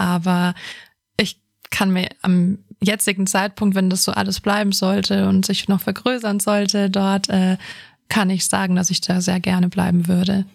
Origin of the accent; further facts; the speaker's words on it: Bavaria, Germany; Ich bin ja hier in Bayern aufgewachsen